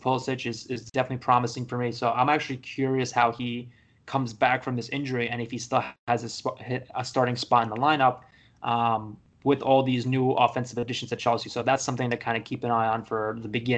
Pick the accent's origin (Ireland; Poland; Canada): Poland; now in United States; I live in the States, but everybody knows I'm from Poland